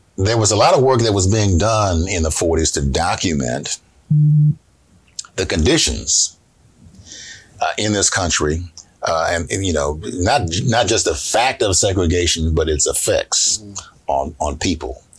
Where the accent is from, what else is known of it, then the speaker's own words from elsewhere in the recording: Ohio, United States; I grew up in Ohio